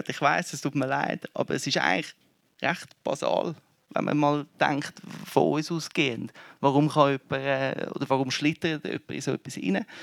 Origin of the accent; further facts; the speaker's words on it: Zurich, Switzerland; ich, ich komme aus Zürich, ein Kind von den 90er.